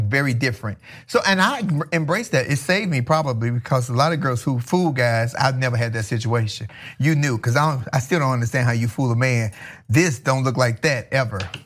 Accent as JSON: {"language": "English", "town": "Chicago", "region": "Illinois", "country": "United States", "moved": "as an adult", "lives_now": "California, United States", "said": "I'm from Chicago originally"}